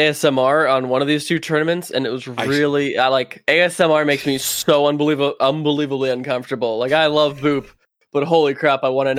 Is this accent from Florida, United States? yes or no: yes; Orlando, Florida, United States; because I'm from Orlando and Florida Mayhem is my team